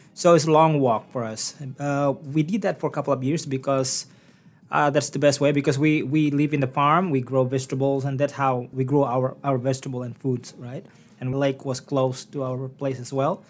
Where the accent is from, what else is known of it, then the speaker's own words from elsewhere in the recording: Bangka Belitung Islands, Indonesia; English is a second language; moved away as an adult; now in Newfoundland and Labrador, Canada; I was born and raised in the uh, small village named Sempan